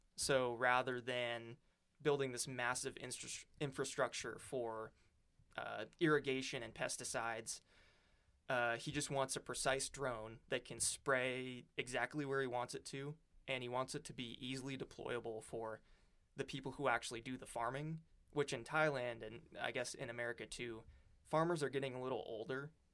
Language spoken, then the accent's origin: English; Great Falls, Montana, United States; moved away as an adult; also born or lived in Florence, Montana; now in Oregon, United States; I grew up in Montana. I'm from, uh, little town in kind of the, like, dead center of Montana, Great Falls, and then, uh, moved to Florence, which is in the Missoula area